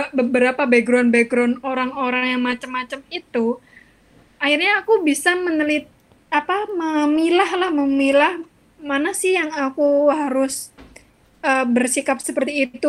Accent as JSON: {"language": "Indonesian", "region": "Java", "country": "Indonesia", "accent": "Javanese (medok)", "said": "apalagi aku aksennya medok banget kan gitu kayak uang Jawa banget"}